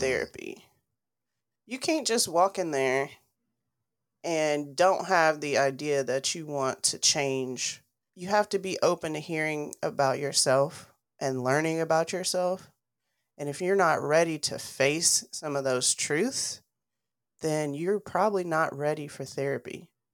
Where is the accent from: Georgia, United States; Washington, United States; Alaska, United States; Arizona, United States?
Georgia, United States; Dalton; I grew up in Dalton, Georgia